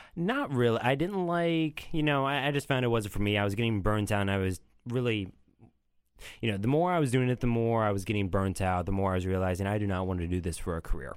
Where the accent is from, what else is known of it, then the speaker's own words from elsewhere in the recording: Olathe, Kansas, United States; moved away as an adult; also born or lived in Poland; now in Chicago, United States; I grew up in Kansas City, Olathe specifically, for my whole life, uh, save for one year where I lived in Europe